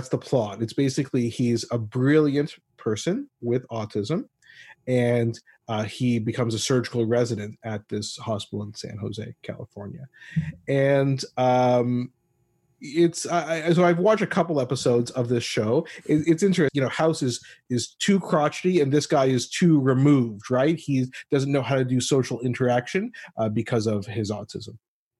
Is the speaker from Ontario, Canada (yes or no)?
yes; Ottawa, Ontario, Canada; she's from my hometown of Ottawa, Canada.